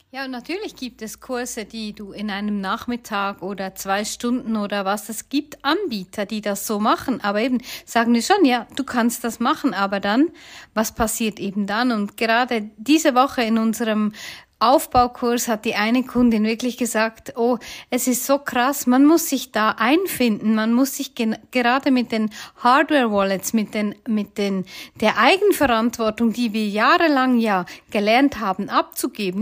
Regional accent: Bern, Switzerland; accent: Bernese German; wie wir auf Bärendeutsch sagen

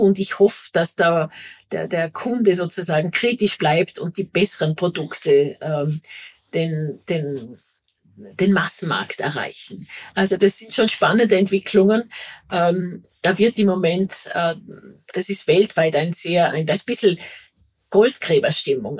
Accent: Vorarlberg, Austria; now in Vienna, Austria; ich bin eine Vorarlbergerin, da sind es wirklich die Täler, das ist dann regional. Und jetzt bin ich eine Wahlwienerin

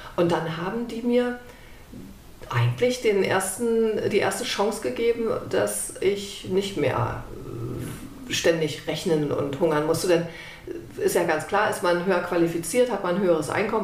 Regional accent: Germany; Ich bin in der DDR groß geworden

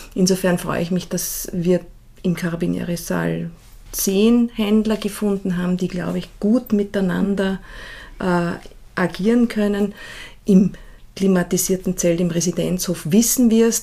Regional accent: Salzburg, Austria; ich bin ja in Salzburg aufgewachsen und dort in die Schule gegangen

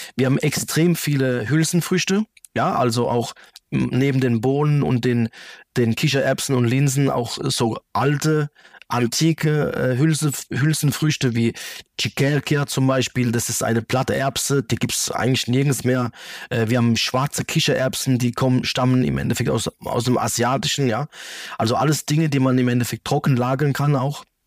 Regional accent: Germany; also born or lived in Calabria, Italy; Ich bin ja in Deutschland ge mhm. geboren und aufgewachsen

